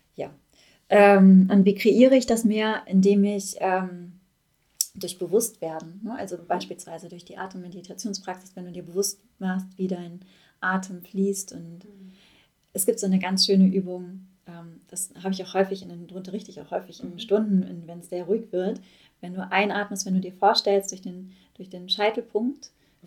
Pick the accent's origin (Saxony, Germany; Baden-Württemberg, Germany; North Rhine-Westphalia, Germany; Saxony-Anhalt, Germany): North Rhine-Westphalia, Germany; Ruhr area; ich komme aus dem Ruhrpott, ich bin, das fließt durch meine Adern